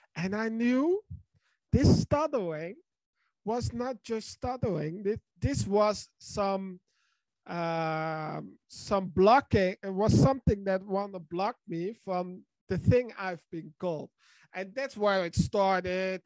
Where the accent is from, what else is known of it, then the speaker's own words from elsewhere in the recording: Netherlands; I'm from the Netherlands